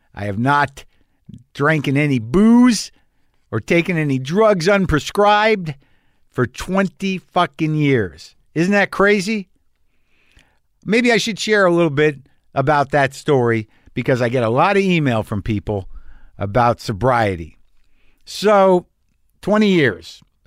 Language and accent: English; Albuquerque, New Mexico, United States; my hometown of Albuquerque, New Mexico